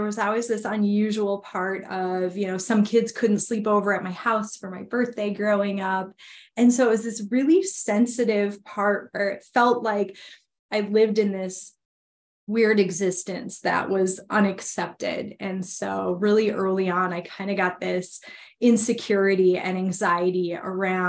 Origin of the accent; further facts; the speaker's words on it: Minnesota, United States; I grew up born and raised in Minnesota